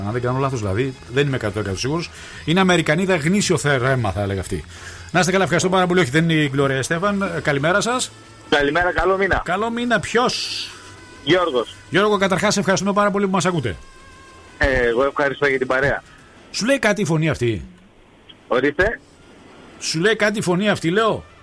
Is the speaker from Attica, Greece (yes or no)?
no; Veria, Central Macedonia, Greece; also born or lived in Derby, England; Είμαστε από, από, από Βέρεια.